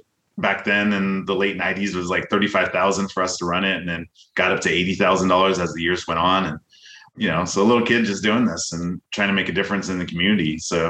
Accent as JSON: {"language": "English", "town": "Long Beach", "region": "California", "country": "United States", "tie": "born or raised there", "said": "Yeah, so I grew up in Long Beach, California. So LA County area kid, you know, just growing up like a normal Southern California kid, you know, along the beach and enjoying the nice weather."}